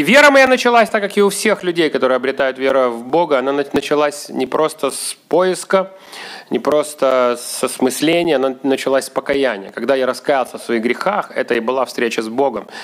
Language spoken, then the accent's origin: Russian; Odesa, Odesa Oblast, Ukraine; moved away as an adult; now in Kyiv, Ukraine; Я здесь родился в Одессе